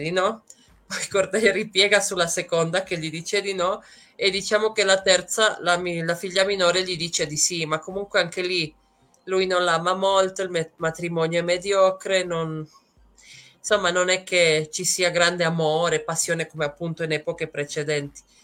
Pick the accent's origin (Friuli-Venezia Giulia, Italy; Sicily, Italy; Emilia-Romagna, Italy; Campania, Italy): Friuli-Venezia Giulia, Italy; Trieste; moved away as an adult; now in Puebla, Mexico; vengo da Trieste, sono arrivata qui in Messico ormai nove anni fa